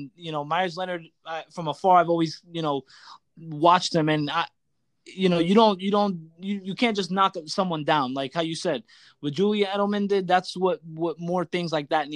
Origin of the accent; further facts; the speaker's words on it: Puerto Rico; I'm Puerto Rican